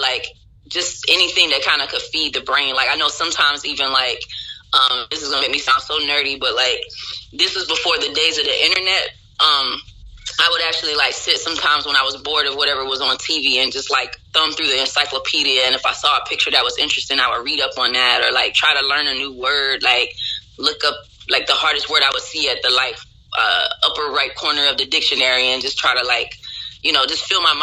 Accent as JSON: {"language": "English", "town": "Kinston", "region": "North Carolina", "country": "United States", "tie": "born or raised there", "also_born_or_lived": "Philadelphia area, Pennsylvania / Washington, D.C.", "said": "I first moved to North Carolina right before I turned 5. I actually was born in Pennsylvania, right outside of Philadelphia. And in North Carolina, it was kind of a culture shock when I first got there because I was like used to city life. And then all of a sudden, things kind of came to a screeching halt in a small town called Kinston."}